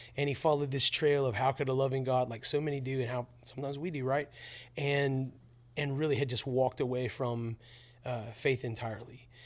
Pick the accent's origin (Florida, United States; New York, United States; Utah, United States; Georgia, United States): Florida, United States; Pensacola; I grew up near Pensacola, Florida